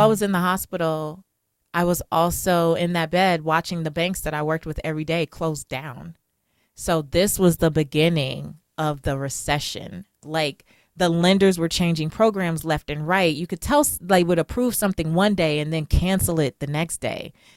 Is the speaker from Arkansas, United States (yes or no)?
no; Los Angeles, California, United States; I'm from South Central Los Angeles. I'm first generation American.